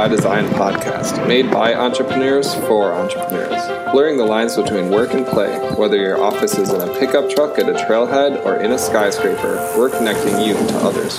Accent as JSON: {"language": "English", "region": "Minnesota", "country": "United States", "also_born_or_lived": "Mammoth Lakes, California", "moved": "as an adult", "lives_now": "Montana, United States", "said": "I'm originally from Minnesota, went to college there for public relations at Minnesota State University. And after that, I moved out to California."}